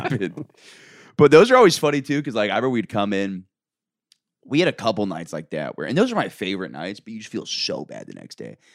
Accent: Orlando, Florida, United States; moved away; I'm from Orlando

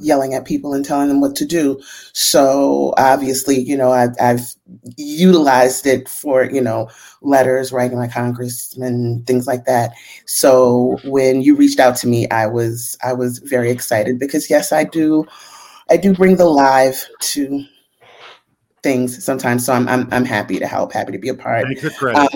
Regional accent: New Orleans, Louisiana, United States; I'm a New Orleans native

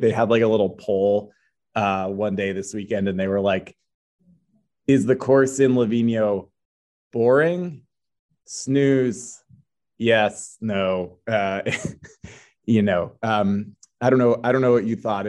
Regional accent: East Coast, United States; I grew up on the East Coast, grew up racing at the East Coast University circuit

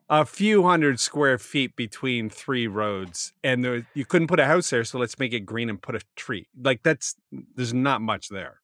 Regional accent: Halifax, Nova Scotia, Canada; I grew up in Halifax

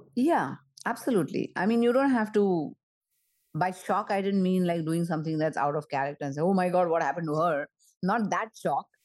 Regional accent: Mumbai, Maharashtra, India; moved away as an adult; also born or lived in United States; I grew up in Mumbai and in an area where Diwali was a very, very big celebration

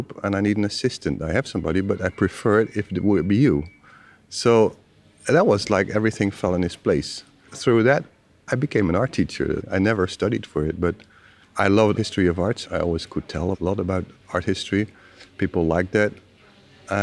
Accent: Utrecht, Netherlands; moved away; I'm from Utrecht, Holland, and I studied history in Utrecht

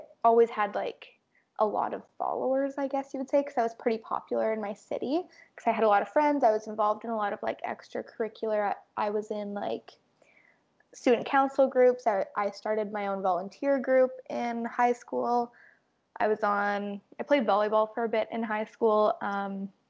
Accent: Winnipeg, Manitoba, Canada; I was born and raised in Winnipeg, Manitoba.

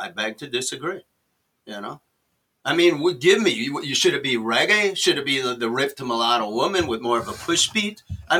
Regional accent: New York City, New York, United States; I'm a New Yorker. I played in New York.

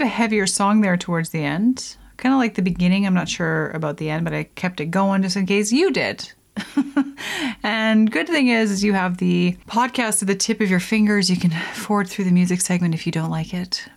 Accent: Lethbridge, Alberta, Canada; in the prairies in Alberta where I grew up Lethbridge

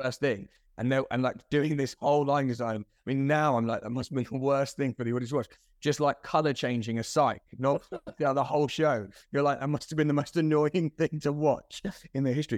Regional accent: Croydon, London, United Kingdom; also born or lived in Ilford; I think I'm a Croydonian really

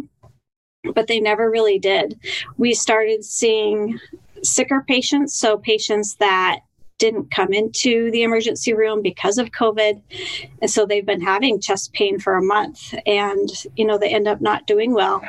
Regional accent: Denver, Colorado, United States; moved away as an adult; also born or lived in Seattle area, Washington; now in Seattle, United States; I grew up in Denver, Colorado

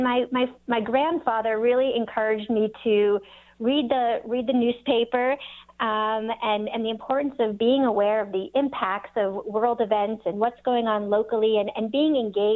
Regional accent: East Coast, United States; Well, I think growing up on the East Coast and going to Cornell and really being inspired by that life that New York City offers

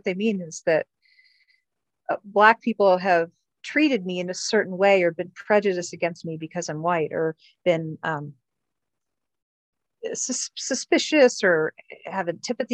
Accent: Miami, Florida, United States; I grew up in Miami.

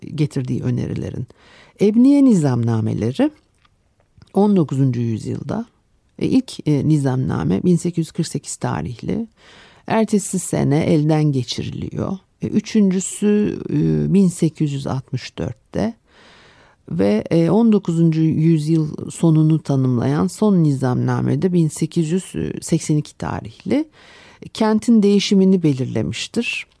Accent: Istanbul, Turkey; benim çocukluğumda da Arnavutköy'de işte Etiler'de e, çıkmaz sokaklarla e, e, dolu bir mahallede

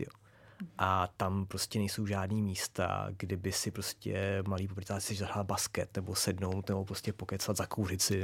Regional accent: Prague, Czechia; já jsem vyrůstal kousek vedle na Lehovci a pak na Černém most, na mostě.

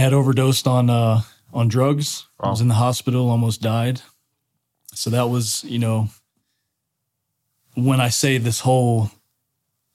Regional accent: Daytona Beach, Florida, United States; I'm from Daytona Beach, Florida

